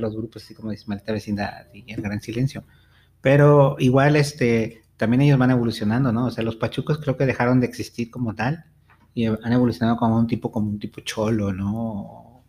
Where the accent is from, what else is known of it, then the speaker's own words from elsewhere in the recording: Mexico; aquí a, a México